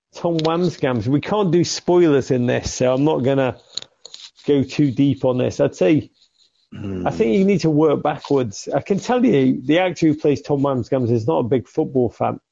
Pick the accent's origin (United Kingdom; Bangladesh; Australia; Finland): United Kingdom; England